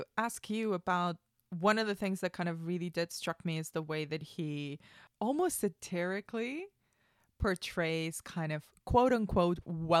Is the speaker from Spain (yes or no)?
yes; Spain; yes, I'm a basic white girl, but I grew up in Spain. I don't look Spanish.